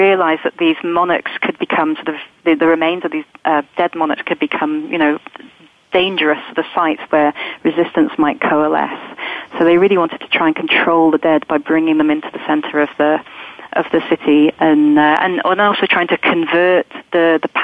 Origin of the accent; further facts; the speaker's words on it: England, United Kingdom; I might think of myself as English rather than Scottish, being British.